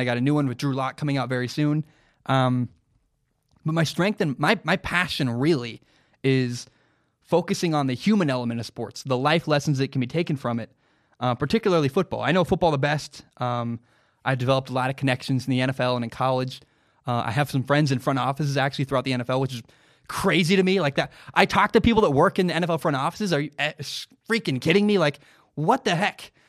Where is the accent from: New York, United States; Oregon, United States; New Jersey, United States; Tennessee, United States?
Oregon, United States; Portland; growing up in the Portland area.